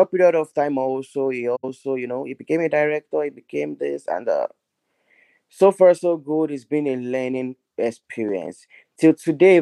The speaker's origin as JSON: {"language": "English", "country": "Nigeria", "moved": "yes", "said": "I'm Nigerian, which is from Africa."}